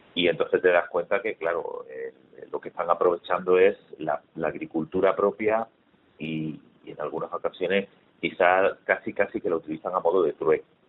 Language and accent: Spanish; Málaga, Andalusia, Spain; yo soy malagueño, tengo casi 50 años